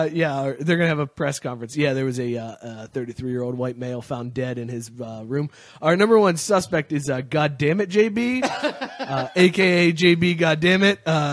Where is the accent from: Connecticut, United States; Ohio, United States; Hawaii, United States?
Ohio, United States; Youngstown; I grew up in Youngstown